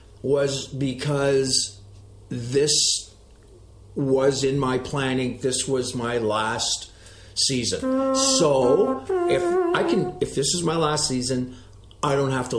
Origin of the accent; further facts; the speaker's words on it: Canada; I'm Canadian.